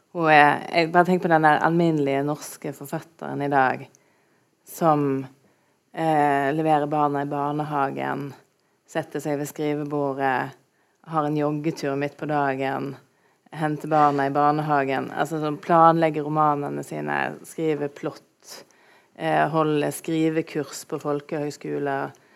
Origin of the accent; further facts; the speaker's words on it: Stord, Vestland, Norway; Jeg kommer jo fra Storda, som dere kanskje hører